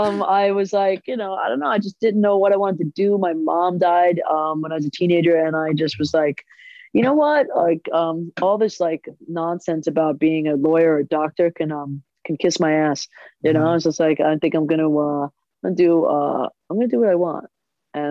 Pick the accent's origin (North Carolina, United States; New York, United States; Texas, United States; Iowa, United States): New York, United States; Good, you know, like they say, it's really real. It's like so much realer than California.